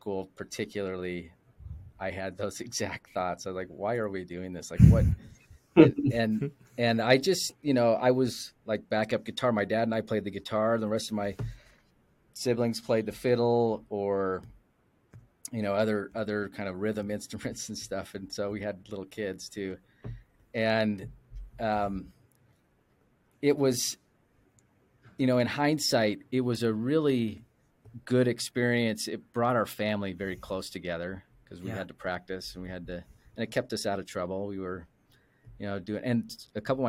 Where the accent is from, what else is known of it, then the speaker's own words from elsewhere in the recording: Spokane, Washington, United States; also born or lived in Provo, Utah; I grew up in Spokane.